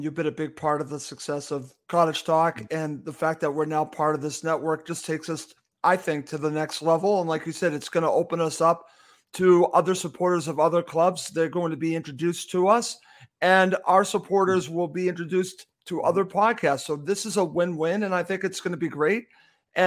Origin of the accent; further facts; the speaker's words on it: United States; I'm American